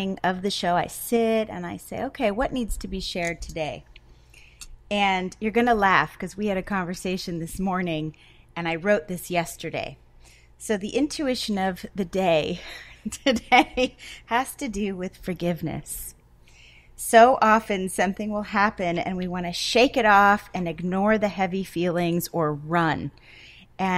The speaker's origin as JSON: {"language": "English", "region": "Connecticut", "country": "United States", "moved": "yes", "said": "we're both from Connecticut"}